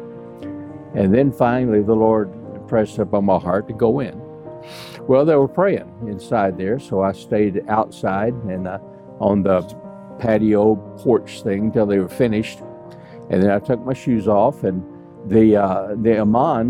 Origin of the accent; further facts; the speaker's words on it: United States; I'm American.